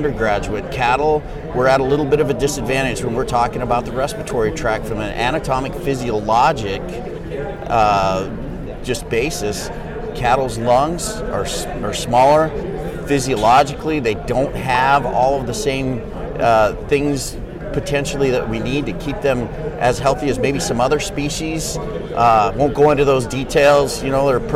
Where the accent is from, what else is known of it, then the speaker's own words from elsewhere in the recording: Montana, United States; moved away as an adult; also born or lived in Washington / Kansas / Missouri; I grew up in Montana